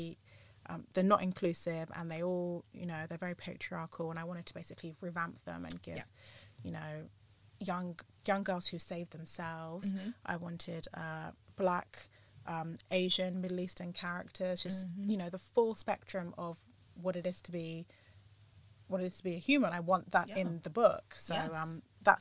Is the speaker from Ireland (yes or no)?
no; Jamaica; I'm Jamaican